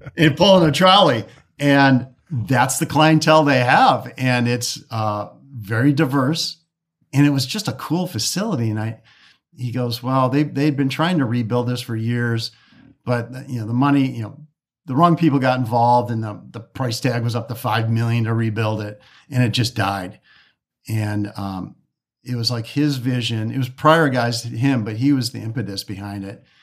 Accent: Detroit, Michigan, United States; I'm from Detroit.

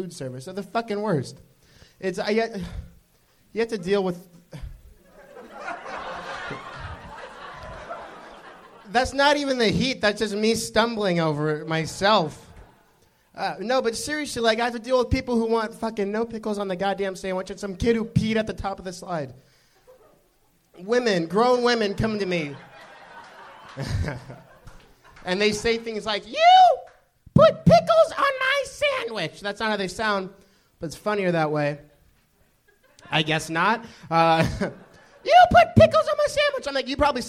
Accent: Orange County, California, United States; Orange County

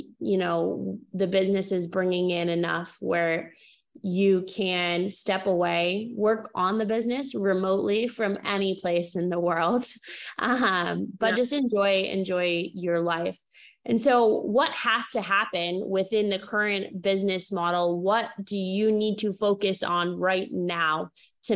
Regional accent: New England, United States; I grew up in small town New England

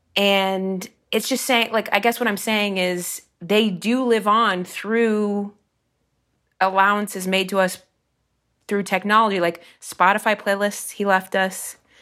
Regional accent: Dayton, Ohio, United States; the Y W C A of Dayton in my hometown

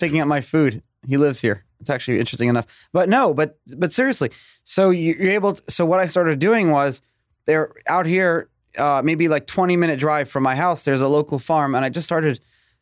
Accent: New York City, New York, United States; I grew up in Brooklyn

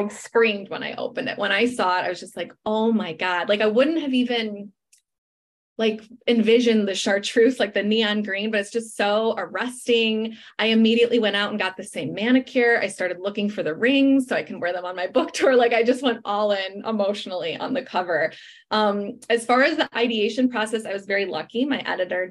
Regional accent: Chicago, Illinois, United States; moved away; Chicago, my hometown

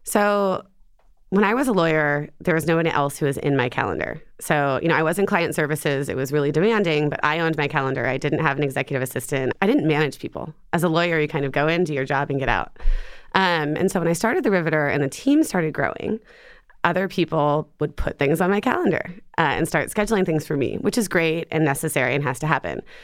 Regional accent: Ohio, United States; moved away as an adult; also born or lived in Atlanta / New York; now in Seattle, United States; I grew up in Ohio.

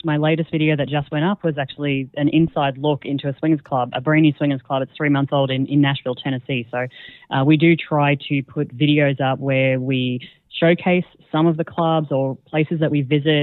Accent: Australia; moved away as an adult; also born or lived in Singapore / Netherlands; now in Croatia; we're Australian, and we started our podcast down in Australia

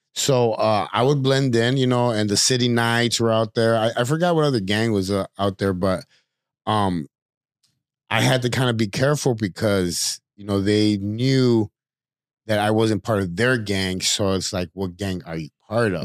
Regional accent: Chicago, Illinois, United States; born or raised there

